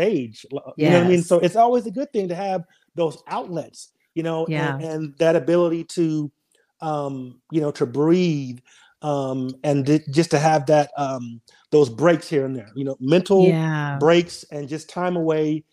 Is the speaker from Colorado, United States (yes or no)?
yes; Denver, Colorado, United States; moved away as an adult; now in Nashville, United States; I grew up in Denver